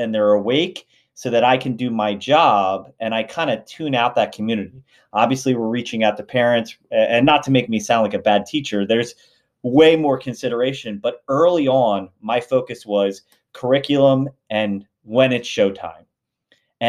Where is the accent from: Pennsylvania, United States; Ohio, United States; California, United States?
Pennsylvania, United States; outside of Philadelphia; also born or lived in Lancaster County, Pennsylvania; I grew up right outside of Philadelphia